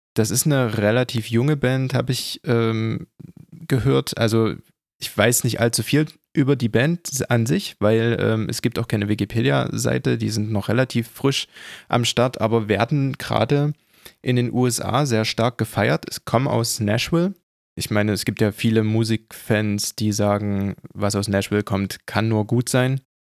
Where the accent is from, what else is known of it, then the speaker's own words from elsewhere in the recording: Germany; bei uns in Deutschland